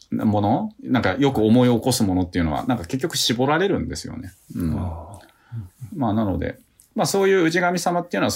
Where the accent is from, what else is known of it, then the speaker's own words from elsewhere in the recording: Tokyo, Japan; now in Matsusaka, Japan; 私はもともと東京で生まれているわけですけれども、まあ、今は、はい、えー、松坂に住んでるわけですよね。